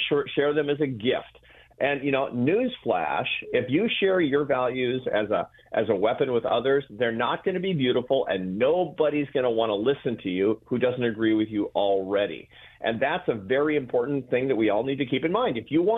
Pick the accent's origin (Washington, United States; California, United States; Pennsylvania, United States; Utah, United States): Washington, United States; Seattle; I grew up in Seattle, Washington